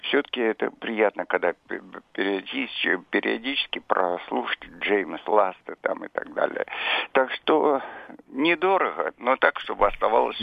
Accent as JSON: {"language": "Russian", "region": "Moscow", "country": "Russia", "said": "Я старый москвич"}